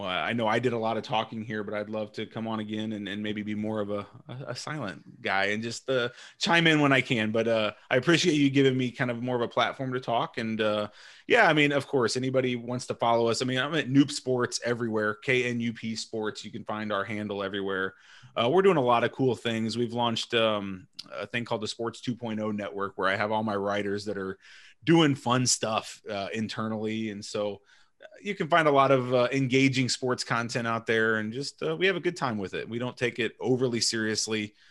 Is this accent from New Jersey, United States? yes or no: no; Illinois, United States; I was from Illinois, so everyone in Illinois just idolized Jordan